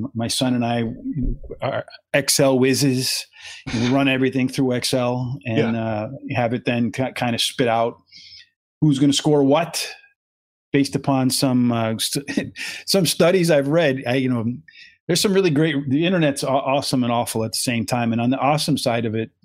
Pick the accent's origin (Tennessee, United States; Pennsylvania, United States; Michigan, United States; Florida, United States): Pennsylvania, United States; moved away; I grew up in Pennsylvania, where I grew, there was mountain